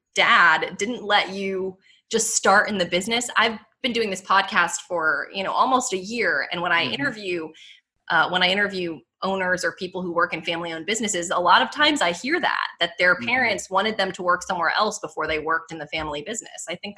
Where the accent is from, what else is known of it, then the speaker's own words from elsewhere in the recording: Pittsburgh, Pennsylvania, United States; moved away; I'm originally from Pittsburgh, Pennsylvania, where, it's a lot of like bratwurst and sauerkraut and all that.